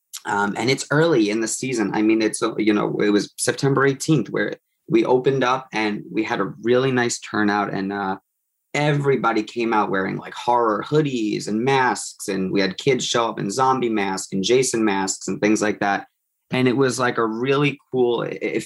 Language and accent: English; Long Island, New York, United States; I grew up on Long Island